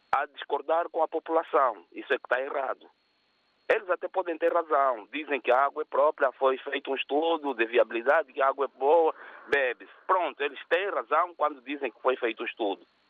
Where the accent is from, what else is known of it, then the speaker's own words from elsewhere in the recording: Angola; moved away; Eu, sendo angolano